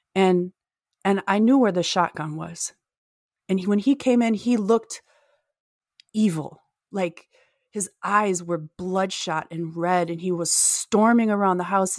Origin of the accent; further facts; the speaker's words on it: Minnesota, United States; I'm from Minnesota